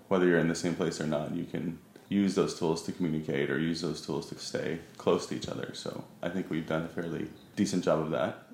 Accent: Huntington Beach, California, United States; moved away as an adult; also born or lived in Providence, Rhode Island; now in London, United Kingdom; at a very young age moved to Southern California, mostly grew up in Huntington Beach

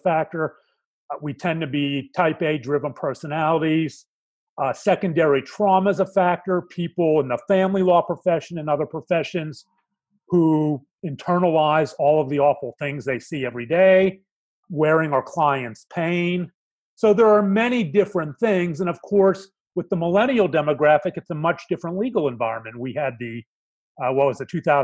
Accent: Pittsburgh, Pennsylvania, United States; moved away as an adult; now in Dallas, United States; I was born and raised in Pittsburgh, Pennsylvania, the middle of three boys.

